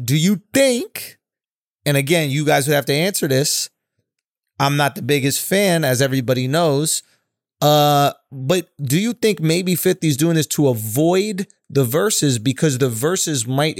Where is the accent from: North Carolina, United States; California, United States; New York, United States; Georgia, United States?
New York, United States; we're from New York.